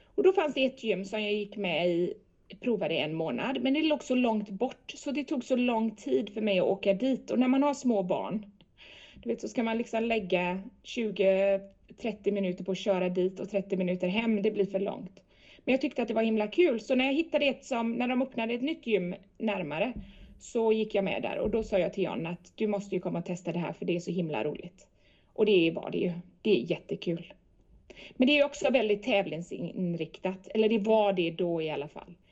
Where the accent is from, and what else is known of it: Sweden; moved away